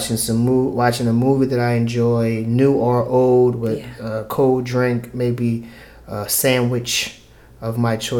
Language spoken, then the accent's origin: English; Philadelphia, Pennsylvania, United States; I'm from North Philly